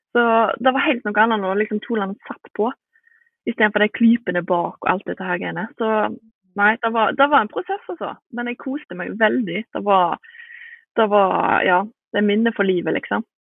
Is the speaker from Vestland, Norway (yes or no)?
yes; Bømlo, Vestland, Norway; moved away; Men vi var hjemme på Bømlo, der som jeg er fra